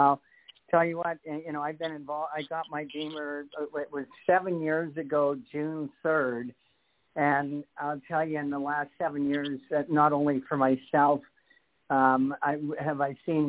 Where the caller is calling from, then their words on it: Canada; calling from Canada.